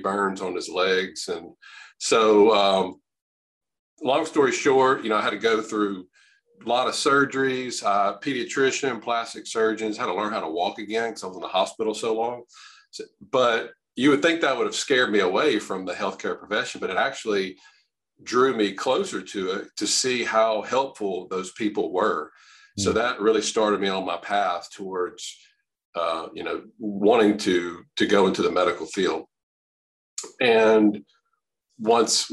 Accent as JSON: {"language": "English", "region": "Louisiana", "country": "United States", "tie": "born or raised there", "said": "I'm from Louisiana, born and raised, practice here"}